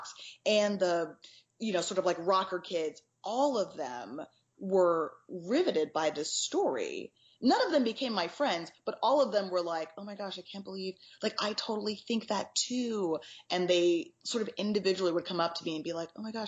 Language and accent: English; Texas, United States; I grew up in Texas